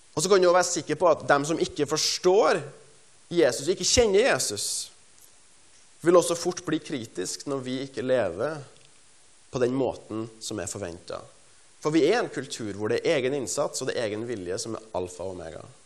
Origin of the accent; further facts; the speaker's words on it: Stjørdal, Trøndelag, Norway; jeg er fra Stjørdal i Trøndelag